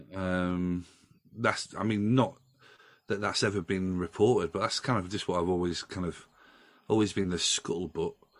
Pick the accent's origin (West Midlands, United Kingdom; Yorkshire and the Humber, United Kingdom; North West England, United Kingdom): Yorkshire and the Humber, United Kingdom; Doncaster; I grew up in Doncaster, you know, that's my hometown